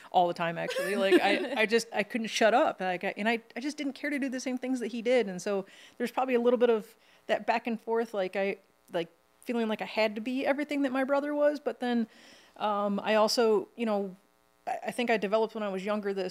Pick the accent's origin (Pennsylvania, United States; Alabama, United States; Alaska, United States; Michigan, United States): Michigan, United States; I'm from Michigan, I put S's on everything, like Kroger's and Ford's.